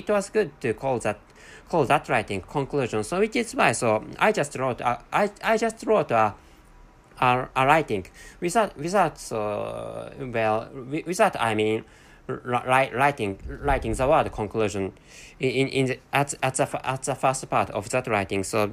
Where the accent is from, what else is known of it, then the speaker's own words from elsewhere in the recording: Japan; accent: Japanese; first language Japanese; English is a second language; my mother tongue is Japanese language